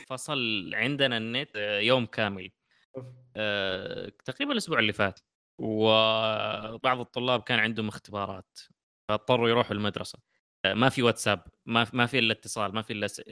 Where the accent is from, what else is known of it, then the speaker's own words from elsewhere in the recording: Saudi Arabia; عندنا في السعوديه